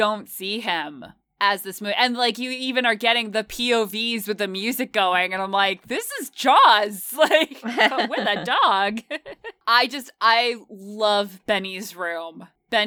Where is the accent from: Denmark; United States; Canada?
United States; New England; I'm from New England